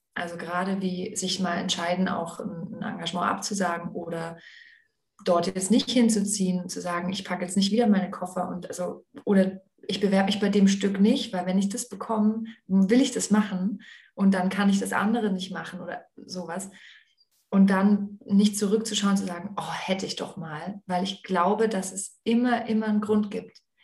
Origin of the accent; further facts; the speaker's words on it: Aalen, Baden-Württemberg, Germany; Ich bin eben ja in Aalen aufgewachsen